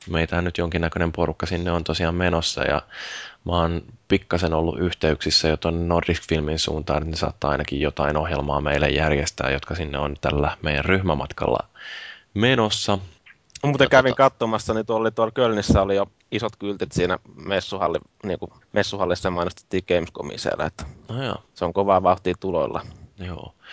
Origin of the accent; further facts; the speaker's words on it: Finland; sitten kysyi, että mistä, mistä te olette, tai mistä te olette niin kuin ne, niin Suomesta.